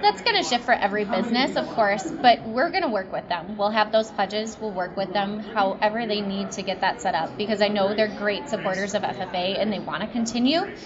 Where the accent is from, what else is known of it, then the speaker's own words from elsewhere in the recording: Delavan, Wisconsin, United States; I was born and bred in Delavan, Darien.